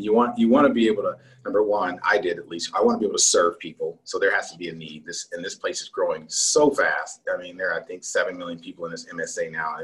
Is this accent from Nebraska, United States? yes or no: no; Los Angeles, California, United States; now in Atlanta, United States; I was born in Los Angeles, right in downtown